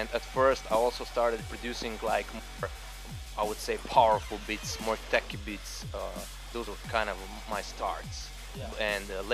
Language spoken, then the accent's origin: English; Slovenia; I'm from Slovenia